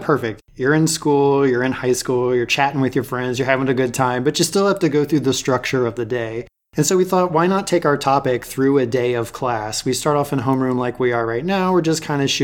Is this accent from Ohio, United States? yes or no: yes; Dayton, Ohio, United States; moved away as an adult; now in Pacific Northwest, United States; I grew up in Ohio, kind of in the Dayton area